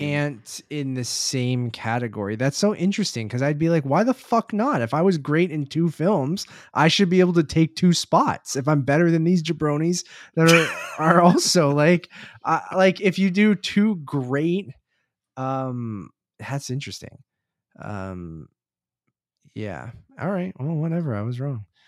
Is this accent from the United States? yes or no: no; Toronto, Ontario, Canada; we are from Toronto